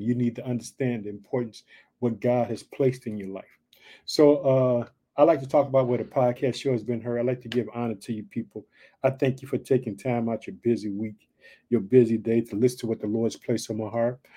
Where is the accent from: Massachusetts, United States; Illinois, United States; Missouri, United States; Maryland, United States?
Illinois, United States; also born or lived in Chicago; Illinois, which is my home state, but I live in the city of Chicago